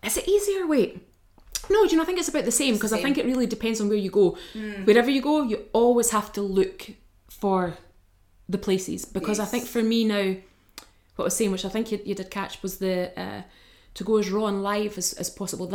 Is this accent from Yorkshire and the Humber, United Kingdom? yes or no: no; Bo'ness, Scotland, United Kingdom; moved away as an adult; also born or lived in Falkirk / Brightons / Redding / London; From Falkirk. But well, I grew up in Bo'ness.